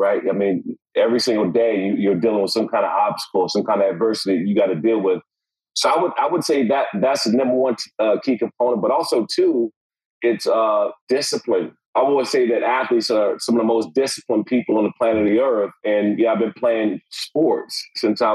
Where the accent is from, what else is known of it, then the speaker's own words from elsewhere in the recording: Prince George's County, Maryland, United States; I grew up in Prince George's County, Maryland